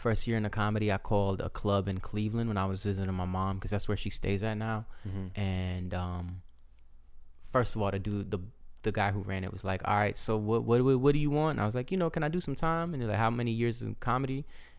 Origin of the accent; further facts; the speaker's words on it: Azerbaijan; born there; Born in Azerbaijan.